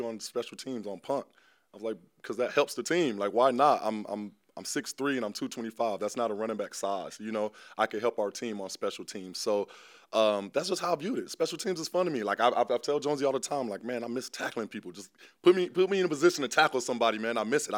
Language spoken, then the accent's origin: English; Tampa, Florida, United States; I'm just from Tampa, Florida. Like I said, father retired a Buccaneer and never left.